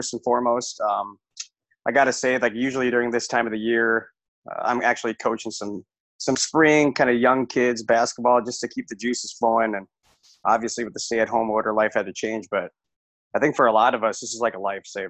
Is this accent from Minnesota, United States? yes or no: yes; Cambridge, Minnesota, United States; moved away as an adult; now in Duluth, United States; I played for my dad at Cambridge Assani High School, class of 2006